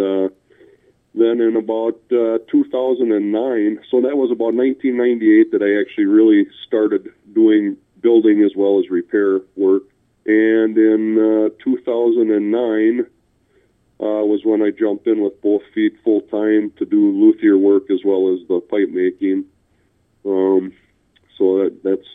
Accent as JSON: {"language": "English", "town": "North Fond du Lac", "region": "Wisconsin", "country": "United States", "tie": "born or raised there", "said": "I grew up in a small rural community of North Fond du Lac, which is north of Fond du Lac."}